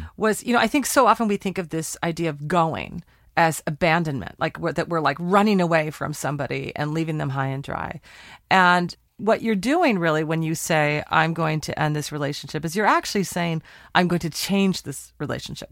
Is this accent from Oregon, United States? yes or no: yes; Portland, Oregon, United States; my hometown, Portland, Oregon